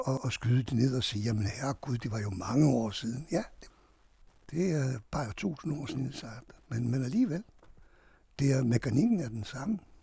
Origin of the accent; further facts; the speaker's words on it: Hungary; now in Denmark; jeg flygtede fra Ungarn